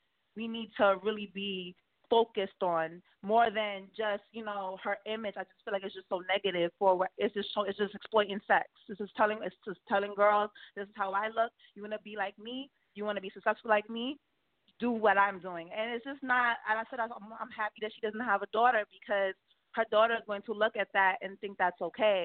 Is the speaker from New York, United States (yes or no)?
yes; New York City, New York, United States; I was raised in Brooklyn, New York, but my father is from Trinidad, and my mom's from Trinidad